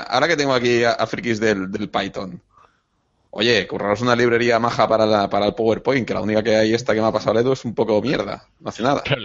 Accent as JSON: {"language": "Spanish", "region": "Catalonia", "country": "Spain", "said": "yo soy catalán"}